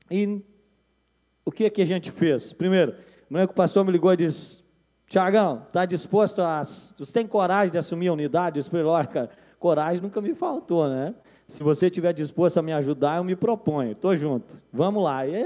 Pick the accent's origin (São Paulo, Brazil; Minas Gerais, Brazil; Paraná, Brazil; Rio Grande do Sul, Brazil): Rio Grande do Sul, Brazil; Eu me lembro, eu vim do Rio Grande do Sul, trabalhava naquela época com o Paulinho, né?